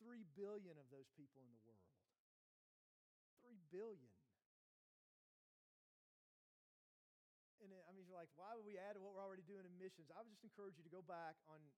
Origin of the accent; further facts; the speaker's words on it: Morristown, Tennessee, United States; also born or lived in North Carolina / Maryland; I'm from Morristown. I grew up in Hamlin County, which is actually where we live on the west end of Hamlin County.